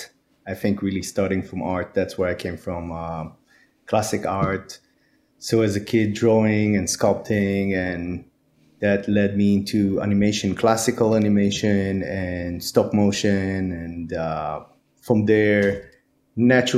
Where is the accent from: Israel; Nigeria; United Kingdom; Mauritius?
Israel; moved away; I'm actually from Israel, so I went to school over there.